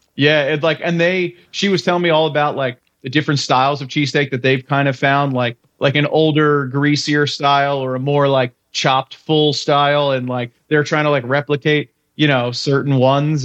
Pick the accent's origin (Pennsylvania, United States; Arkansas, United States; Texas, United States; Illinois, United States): Pennsylvania, United States; Philadelphia; they ask me where I'm from and I say Philly